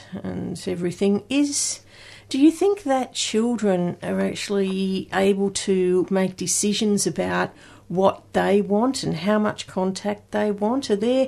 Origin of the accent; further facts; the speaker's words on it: Sydney, New South Wales, Australia; born there; because I was born in Sydney in Crown Street, and I was a Crown Street baby.